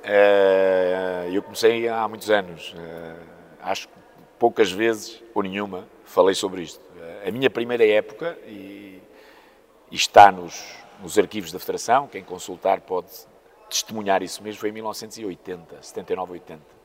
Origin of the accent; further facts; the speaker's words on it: Póvoa de Varzim, Norte, Portugal; also born or lived in Maputo (Lourenço Marques), Mozambique; eu sou moçambicano, vim para, para a Póvoa uh, com cerca de oito anos